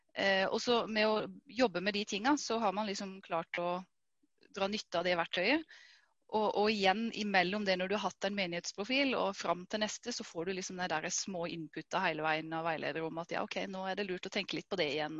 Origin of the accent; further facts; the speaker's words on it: Vegårshei, Agder, Norway; jeg kommer fra Vegårshei. Vokste opp her.